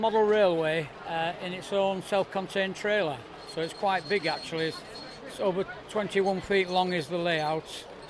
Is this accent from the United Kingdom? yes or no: yes; Leeds, Yorkshire and the Humber, United Kingdom; now in Mayo, Ireland; I've come from Mayo, but originally I'm from Yorkshire, Leeds.